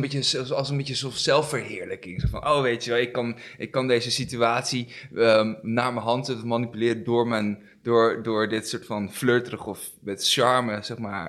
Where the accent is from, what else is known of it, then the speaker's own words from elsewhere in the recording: Amsterdam, North Holland, Netherlands; ik ben 32 jaar uit Amsterdam